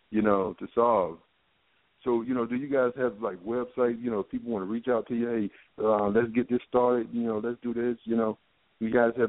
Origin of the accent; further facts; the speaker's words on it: North Carolina, United States; now in Washington, D.C., United States; I'm from um, I'm from North Carolina. I live in um, the D.C. area.